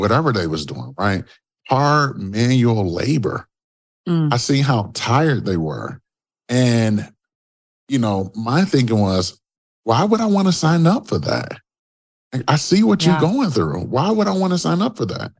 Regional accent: Detroit, Michigan, United States; I'm originally from Detroit, Michigan

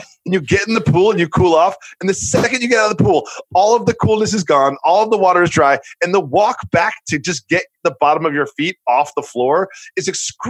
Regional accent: Massachusetts, United States; now in New York, United States; as a New Yorker, and I've adopted New York, I grew up in Massachusetts

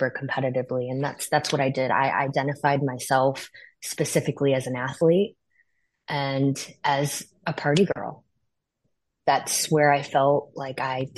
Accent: Northwest Indiana, United States; I grew up in Northwest Indiana near Chicago.

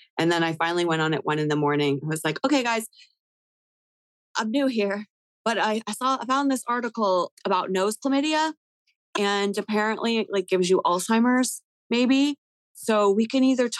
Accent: Canada; now in United States; I'm Canadian

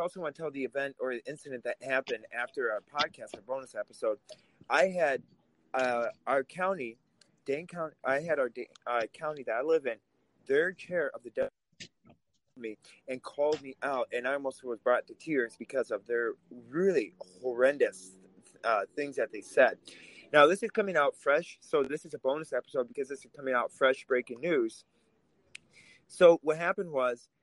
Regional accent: Russia; now in Wisconsin, United States; I grew up in Russia. I grew up under communism.

